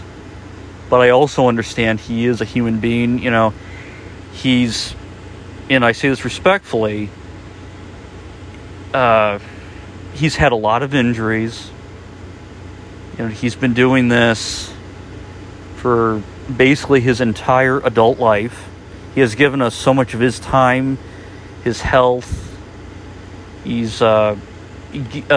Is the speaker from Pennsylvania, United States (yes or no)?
no; Chicago, Illinois, United States; my hometown of Chicago